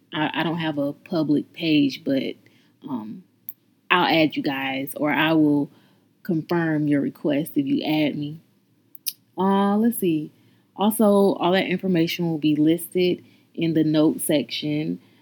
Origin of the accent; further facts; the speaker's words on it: North Carolina, United States; I'm from North Carolina